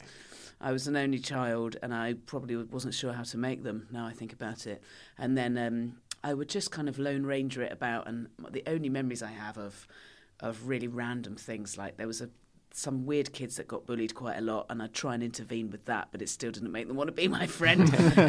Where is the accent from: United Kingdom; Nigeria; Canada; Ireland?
United Kingdom; Swanage, South West England; I grew up in Swanage in Dorset. Okay. Yeah. Sort of the south, just west coast.